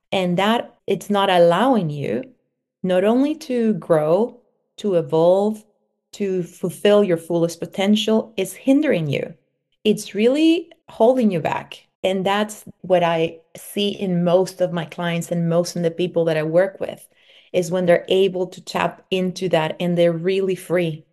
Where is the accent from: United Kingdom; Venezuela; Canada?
Venezuela; moved away; also born or lived in Mexico; I was born in Venezuela, and I was raised between Venezuela and Mexico.